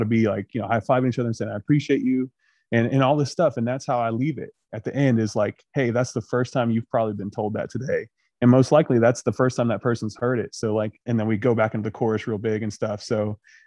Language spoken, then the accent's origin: English; Chesapeake, Ohio, United States; moved away as an adult; now in Huntington, United States; Huntington, West Virginia is now my home. Like I said, I grew up in Chesapeake right across the river